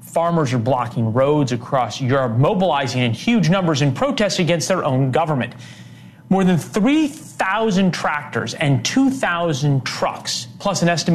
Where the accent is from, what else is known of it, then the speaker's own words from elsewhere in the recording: St. Louis, Missouri, United States; my hometown is St. Louis